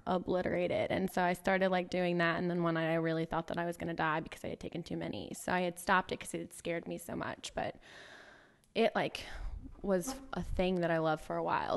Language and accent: English; Hill, Mississippi, United States; I grew up in Hill, Mississippi. So, um, that is South Mississippi, as south as you can get, about two thousand people